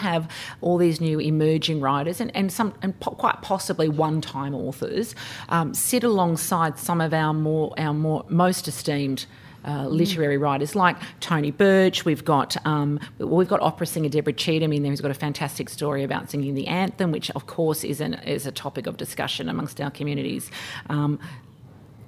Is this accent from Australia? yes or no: yes; Erambie Mission and Brungle Mission, New South Wales, Australia; I'm Wiradjuri. I belong. I have Wiradjuri belonging, and I'm from Arambi Mission and Brungle Mission